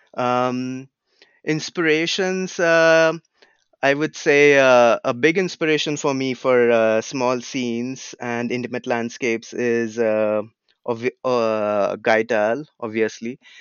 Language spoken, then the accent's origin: English; Pune, Maharashtra, India; also born or lived in California; now in United States; where I grew up in India, it's a city called Pune